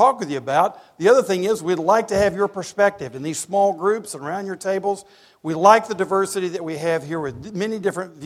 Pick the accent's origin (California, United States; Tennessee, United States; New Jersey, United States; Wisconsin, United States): Tennessee, United States; East; I grew up in East Tennessee going to UT games